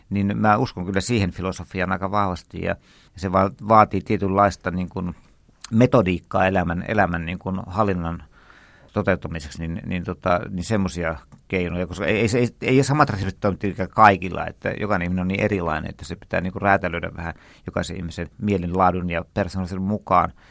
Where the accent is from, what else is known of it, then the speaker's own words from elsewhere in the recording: Turku, Southwest Finland, Finland; Minähän olen turkulainen.